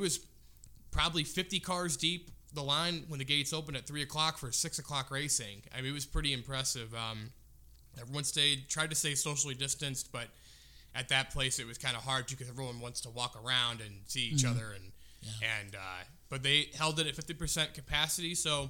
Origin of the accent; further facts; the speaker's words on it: Chicago, Illinois, United States; I cheer for the Bulls because I'm from Chicagoland